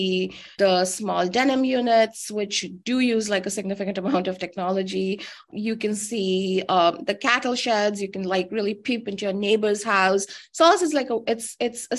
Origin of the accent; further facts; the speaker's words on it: New Delhi, Delhi, India; I grew up in New Delhi and I lived on the other end of the city